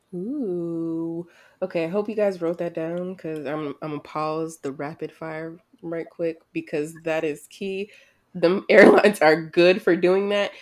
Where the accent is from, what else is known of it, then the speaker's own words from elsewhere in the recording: United States; "Where are you from?" You say the United States.